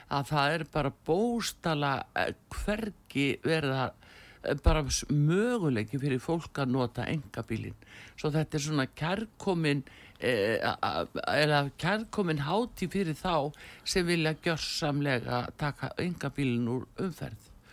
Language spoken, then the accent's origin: Icelandic; Iceland